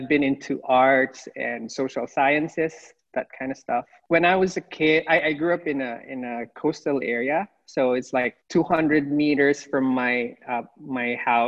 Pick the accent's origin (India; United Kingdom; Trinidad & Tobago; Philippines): Philippines; English is a second language; moved away as an adult; also born or lived in Masbate Island; now in United States; I'm from the Philippines. I was born in the Philippines. I grew up there as well